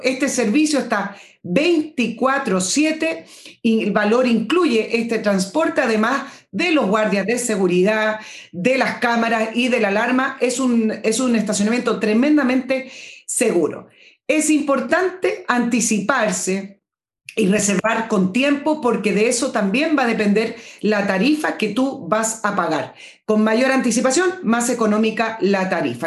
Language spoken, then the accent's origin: Spanish; Chile; somos los ciudadanos chilenos